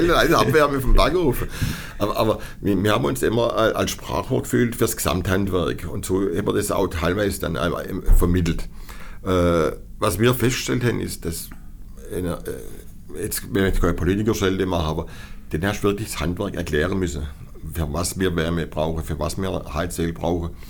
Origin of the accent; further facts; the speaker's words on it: Baden-Württemberg, Germany; Das gibt es bei uns in Baden-Württemberg so nicht.